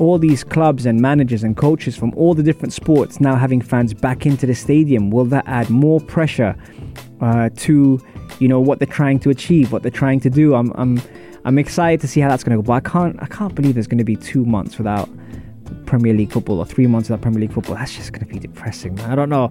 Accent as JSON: {"language": "English", "region": "London", "country": "United Kingdom", "also_born_or_lived": "UAE", "moved": "yes", "lives_now": "United Arab Emirates", "said": "I'm from Wimbledon"}